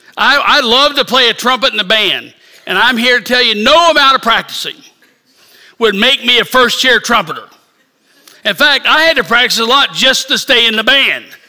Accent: Independence, Missouri, United States; moved away; I am from south of Kansas City. I was born in Independence, so Kansas City's home

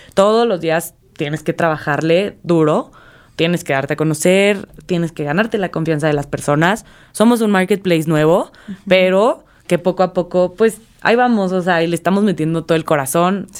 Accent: Mexico; nosotros como mexicanos

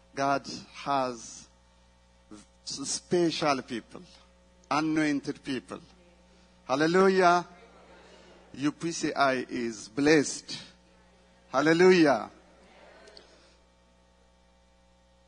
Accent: Ethiopia; we came from Ethiopia

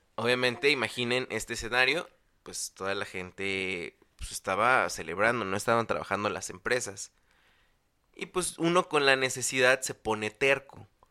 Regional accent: State of Mexico, Mexico; also born or lived in Chalco; en el Estado de México, de donde yo soy

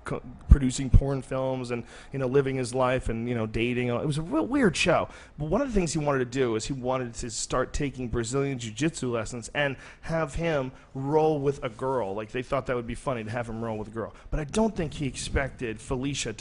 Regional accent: Boston, Massachusetts, United States; also born or lived in New Jersey; now in Austin, Texas, United States; I was born in New Jersey, and I grew up mostly in Boston.

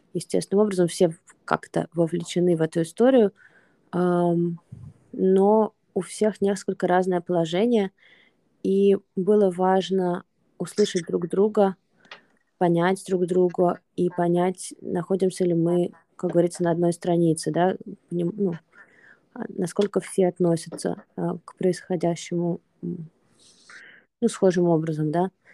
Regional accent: Russia; moved away; мы не из Украины, мы из России, и при этом мы находимся не в России, при этом мы давно находимся не в России

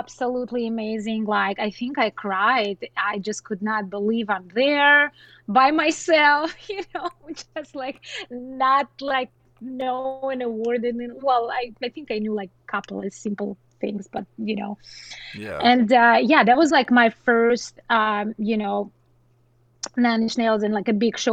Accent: southern Russia, Russia; English is a second language; now in United States; I'm like 3 hour flight from Moscow, so it's like very south of Russia

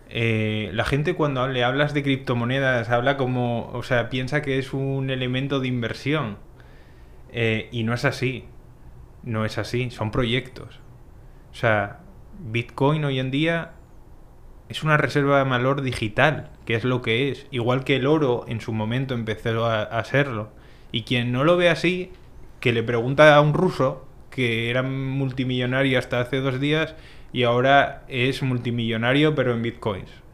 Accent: Asturias, Spain; moved away as an adult; now in Dominican Republic; yo soy de, una parte de España que es Asturias

